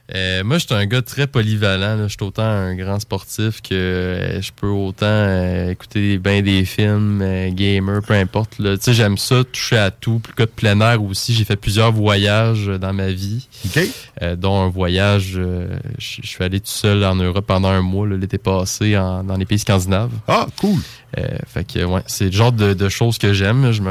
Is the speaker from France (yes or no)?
no; Lévis, Quebec, Canada; pour moi, Lévis, c'est ma ville, c'est ma place.